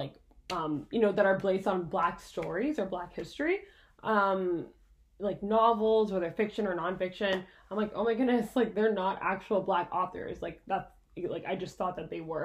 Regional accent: Quebec, Canada; I grew up in French school, so that's another perspective too. I went to school in Quebec. I went to full French school

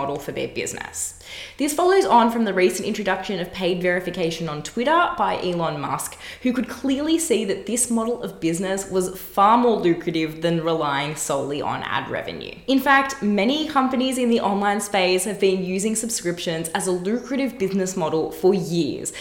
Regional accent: Australia; here in my home country, Australia

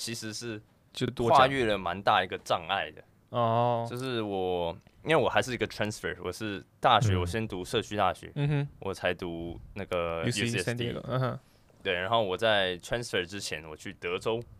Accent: Canada; 我在加拿大长大的

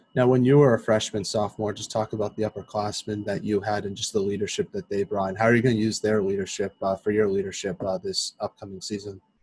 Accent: East Coast, United States; I'm not from Minnesota. I'm from the East Coast

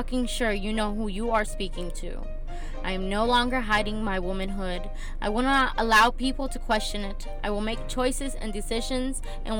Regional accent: Miami, Florida, United States; moved away as an adult; now in Texas, United States; I'm actually not from Texas. I'm originally from Miami.

